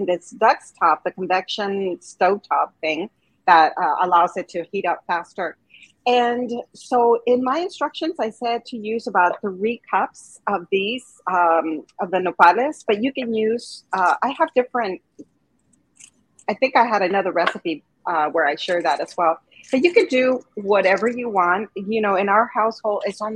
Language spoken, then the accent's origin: English; Arizona, United States; I grew up in Arizona